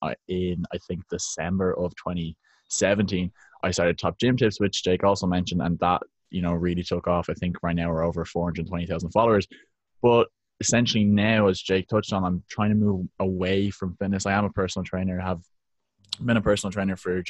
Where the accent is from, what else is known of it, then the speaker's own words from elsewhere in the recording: Dublin, Leinster, Ireland; I'm from Dublin, Ireland, where the weather isn't so great